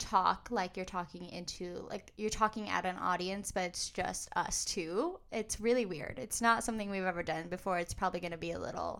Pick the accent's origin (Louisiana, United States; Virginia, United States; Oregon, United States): Oregon, United States